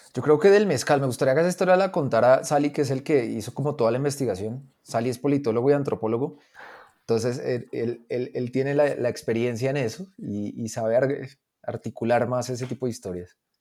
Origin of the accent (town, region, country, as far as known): Colombia